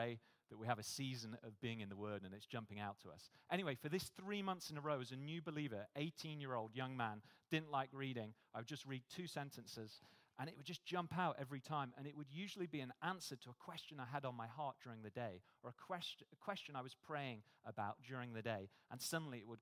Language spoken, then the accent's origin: English; United Kingdom; moved away as an adult; now in Australia; You probably tell from my accent, I'm not from here, I'm from the UK